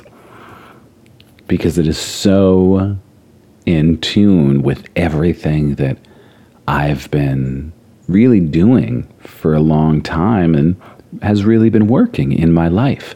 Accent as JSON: {"language": "English", "town": "Hazleton", "region": "Pennsylvania", "country": "United States", "tie": "born or raised there", "said": "I grew up in the Hazleton area, and I just say it's the Poconos"}